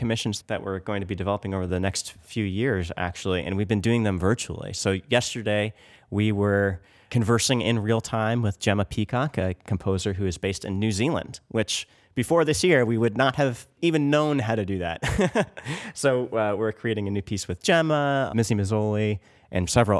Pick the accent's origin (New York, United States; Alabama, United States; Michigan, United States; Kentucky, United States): New York, United States; outside of New York City, United States; now in Chicago, United States; I grew up outside of New York City